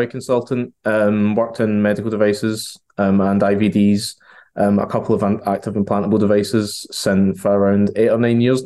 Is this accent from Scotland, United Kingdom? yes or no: yes; Glasgow, Scotland, United Kingdom; now in Chester, United Kingdom; In the UK, based out of sunny Chester in the UK, but I'm from Glasgow, so that's the accent.